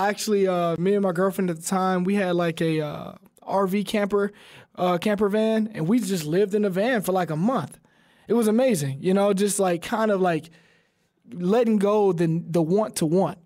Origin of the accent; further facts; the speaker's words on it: Alabama, United States; We're both from Alabama